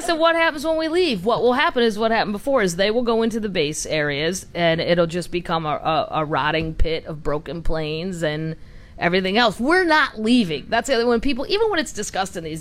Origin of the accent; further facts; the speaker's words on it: St. Louis, Missouri, United States; moved away; also born or lived in Ozarks; I'm from St. Louis, and we don't mix with the southern Missouri parts